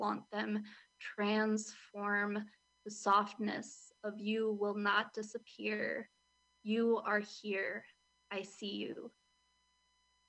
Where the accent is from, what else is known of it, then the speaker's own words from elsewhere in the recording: Milwaukee, Wisconsin, United States; I'm from Milwaukee